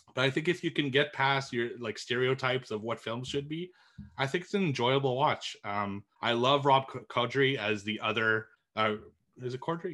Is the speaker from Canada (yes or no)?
yes; Montreal, Quebec, Canada; it's filmed in my hometown